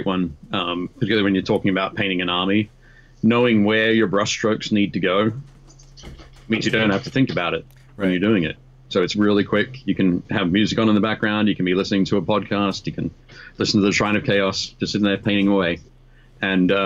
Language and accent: English; Newcastle, New South Wales, Australia; my hometown, Newcastle in Australia